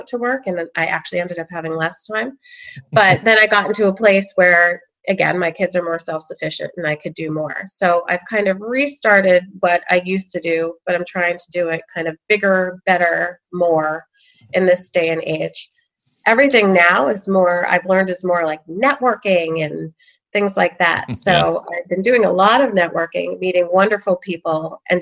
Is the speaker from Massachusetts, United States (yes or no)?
yes; Sudbury, Massachusetts, United States; moved away as an adult; also born or lived in Alexandria, Virginia; I'm from Massachusetts. I'm from Sudbury, and it was wonderful growing up here